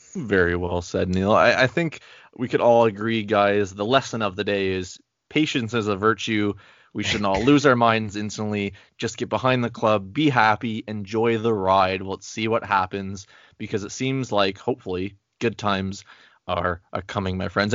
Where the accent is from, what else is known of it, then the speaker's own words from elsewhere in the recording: Canada; I am so Canadian. Hey, I'm only, like, two hours away from Quebec, or literally an hour away from Quebec